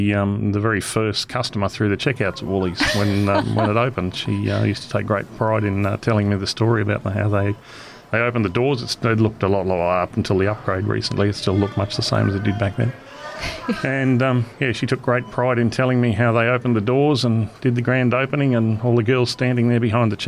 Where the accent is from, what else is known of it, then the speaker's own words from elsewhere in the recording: Nhulunbuy, Northern Territory, Australia; growing up here in Gove